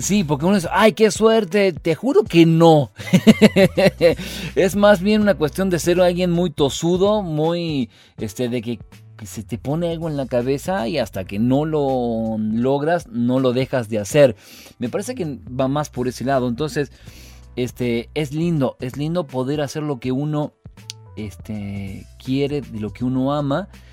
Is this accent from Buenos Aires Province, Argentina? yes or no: no; Río Segundo, Córdoba, Argentina; yo soy de Río Segundo, soy nacido ahí